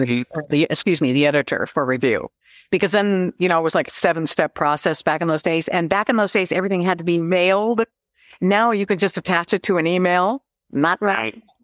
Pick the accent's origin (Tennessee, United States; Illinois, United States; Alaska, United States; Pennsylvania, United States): Alaska, United States; Seldovia; also born or lived in Fairbanks, Alaska; I was raised in Seldovia